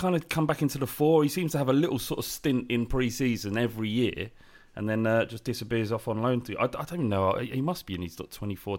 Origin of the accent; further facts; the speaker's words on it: London, United Kingdom; I was born in Whipps Cross as well.